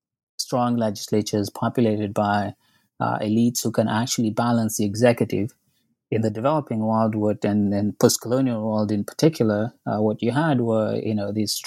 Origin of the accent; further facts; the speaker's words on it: Kenya; moved away as an adult; now in United States; I was born and raised in Kenya, came to the U.S. for undergraduate, ended up staying to get my Ph.D.